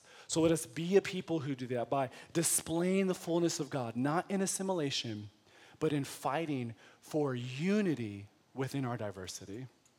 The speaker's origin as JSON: {"language": "English", "country": "United States", "said": "But because I'm American, I think hospitable is, hey, you want a cup of water?"}